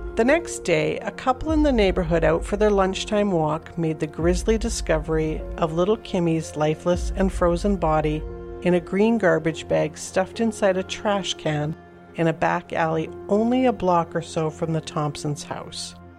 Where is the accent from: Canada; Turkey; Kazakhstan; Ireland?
Canada; Calgary, Alberta; born or raised there